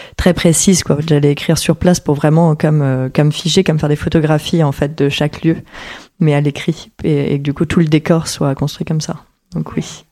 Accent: Paris, Île-de-France, France; also born or lived in Porquerolles; Et j'ai grandi entre Paris et Porquerolles

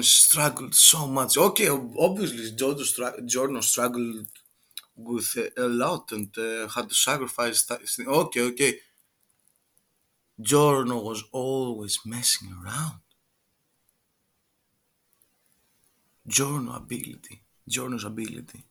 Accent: Greece; accent: Greek; English is a second language; I'm from Greek, and our accent it sucks.

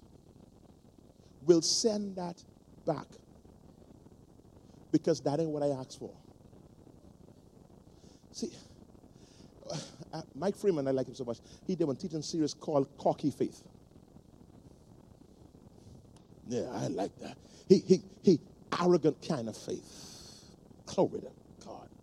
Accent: Nassau, New Providence, Bahamas; I grew up in Palm Beach Street.

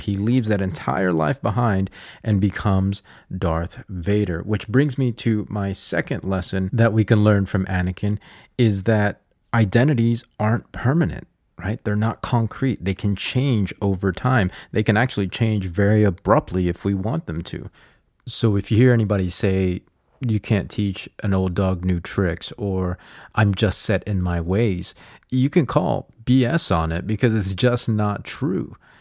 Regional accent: United States; I am Filipino. I am American.

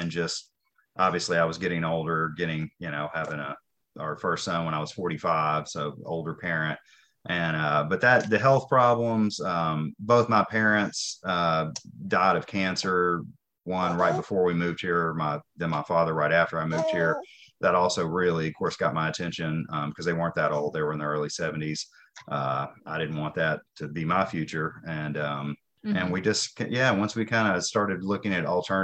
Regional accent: Nashville, Tennessee, United States; moved away as an adult; I grew up in Nashville in the city suburb

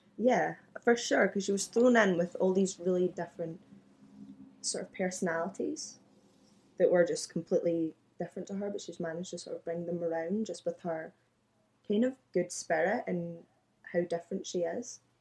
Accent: Glasgow, Scotland, United Kingdom; born and raised in Glasgow

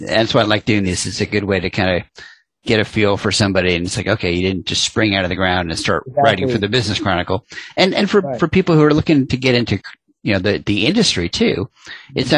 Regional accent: Long Island, New York, United States; I grew up on Long Island

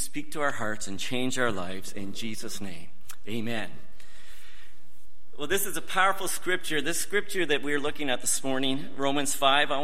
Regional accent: Kingston, Ontario, Canada; I grew up in Kingston, Ontario.

